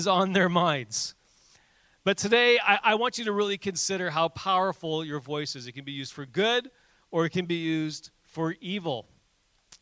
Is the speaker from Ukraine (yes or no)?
no; Canada; we're Canadian